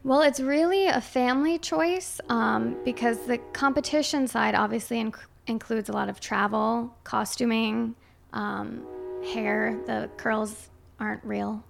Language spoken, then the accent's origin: English; Chazy, New York, United States; I'm from Shazy.